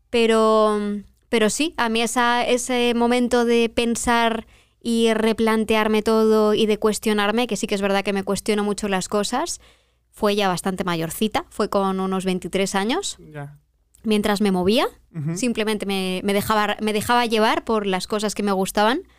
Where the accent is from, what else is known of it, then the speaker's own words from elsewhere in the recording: Madrid, Community of Madrid, Spain; De Madrid.